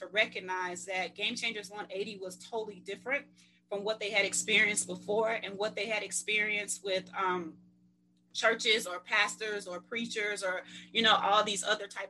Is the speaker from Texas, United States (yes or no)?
no; Mississippi, United States; I'm from Mississippi, so, you know, old school